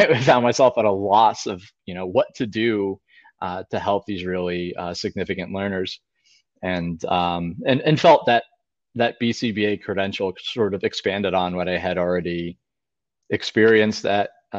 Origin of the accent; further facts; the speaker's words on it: Pennsylvania, United States; moved away as an adult; also born or lived in Delaware; I'm originally from Pennsylvania and attended Penn State University for undergraduate